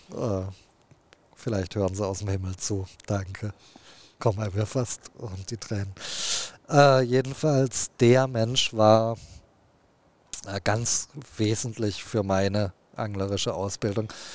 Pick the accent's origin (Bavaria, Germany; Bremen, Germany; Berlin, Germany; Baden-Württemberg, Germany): Baden-Württemberg, Germany; Heilbronn; ich bin ja in Baden-Württemberg am Neckar groß geworden, äh, in Heilbronn